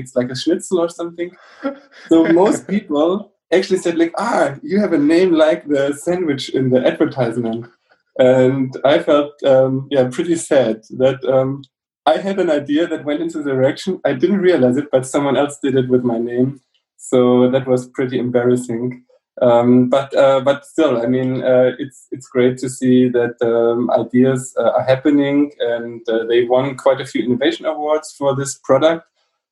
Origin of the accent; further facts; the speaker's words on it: Southern Germany, Germany; also born or lived in Munich / Sweden; I come from South Germany